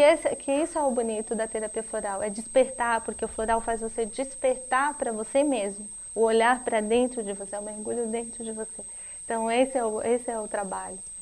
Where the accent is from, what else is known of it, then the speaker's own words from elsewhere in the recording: Brazil; nós, como brasileiros